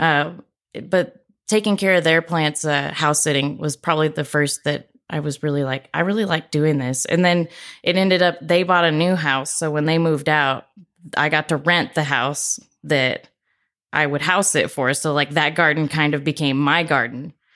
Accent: Corpus Christi, Texas, United States; I grew up in Corpus, so it was m, more like brush

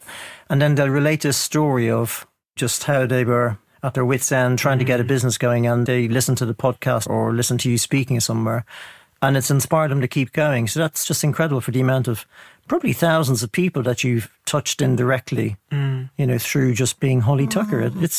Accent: Ireland; Well, I'm Irish. Can you not tell?

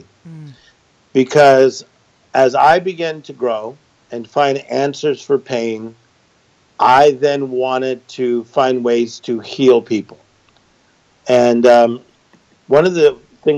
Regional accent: Compton, California, United States; Born in Compton, California, which is a very cool city

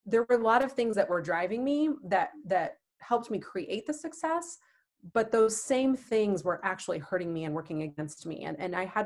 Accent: Manhattan, Kansas, United States; also born or lived in Twin Cities, Minnesota / Dallas, Texas; now in Kansas City, United States; I actually was born and raised in a small town about 2 hours west of here, Manhattan, Kansas

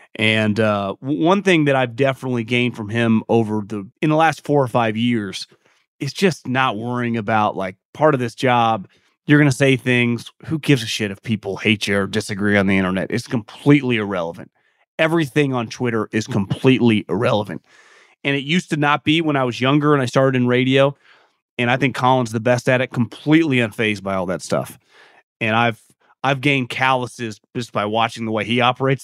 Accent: West Coast, United States; a lot of people my age growing up on the West Coast

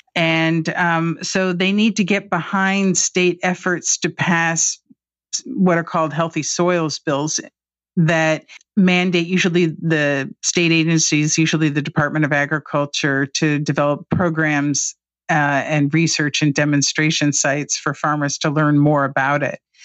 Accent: Indianapolis, Indiana, United States; moved away as an adult; now in Washington, United States; I grew up in Indianapolis on a very conservative side of town

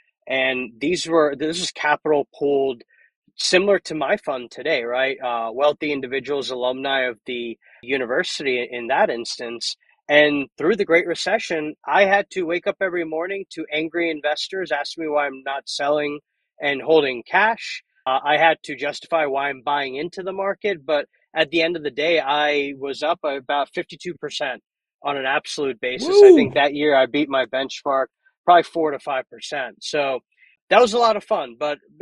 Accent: Columbia, Maryland, United States; my hometown of Maryland, Columbia, Maryland, and did that till I went to college

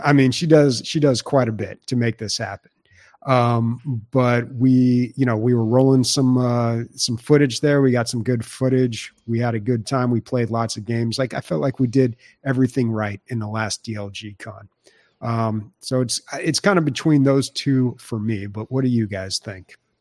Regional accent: San Diego, California, United States; San Diego, um, in my hometown

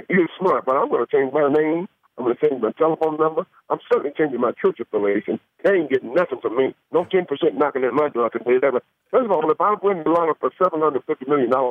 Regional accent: Atlanta, Georgia, United States; I'm from Atlanta, Georgia.

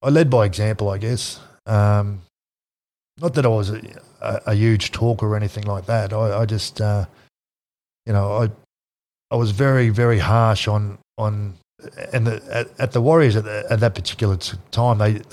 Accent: North Queensland, Australia; moved away; I was from North Queensland

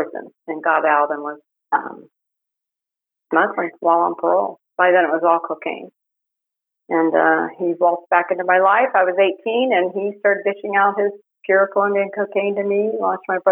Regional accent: Miami, Florida, United States; I grew up in Miami. It was a small blue-collar suburb south of Miami

